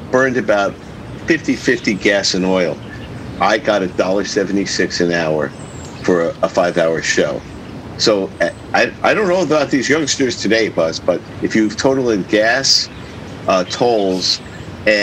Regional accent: New York City, New York, United States; born and raised in Brooklyn

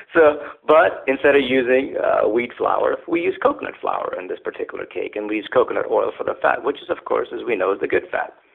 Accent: California, United States; moved away as an adult; now in Alexandria, United States; I grew up in California, as a teenager

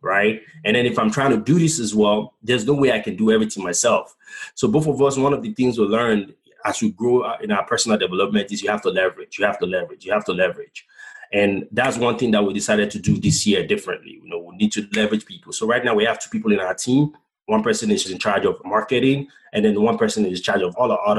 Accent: Bonny, Rivers State, Nigeria; now in United States; my hometown, in Bonny Island

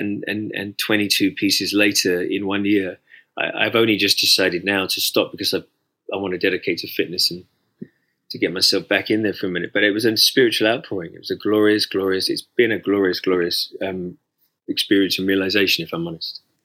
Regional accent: United Kingdom; as a British man

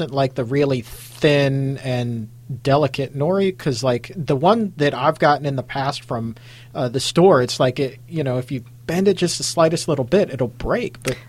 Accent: Chesapeake Bay, United States; I was a huge fan of crabs growing up on the Chesapeake Bay, by and large. You know, Chesapeake blue crabs, man. I mean, that is a big deal around here, right?

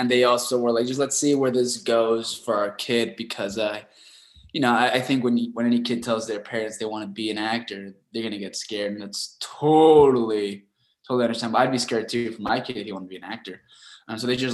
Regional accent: Rancho Cucamonga, California, United States; also born or lived in Los Angeles; I was born in downtown LA, but my folks moved us out to Rancho Cucamonga. It's in the outskirts of Los Angeles. It's a very suburban neighborhood. We're like out in the desert, and that's where I grew up

